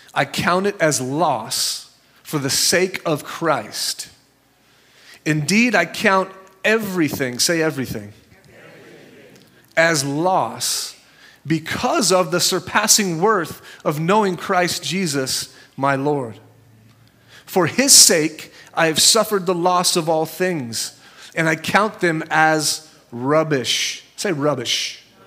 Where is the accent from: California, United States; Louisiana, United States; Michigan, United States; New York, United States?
California, United States; Santa Cruz; I'm from Santa Cruz